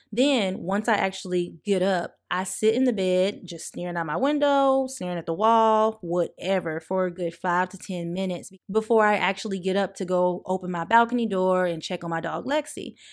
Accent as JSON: {"language": "English", "region": "the South", "country": "United States", "said": "I'm also from the South"}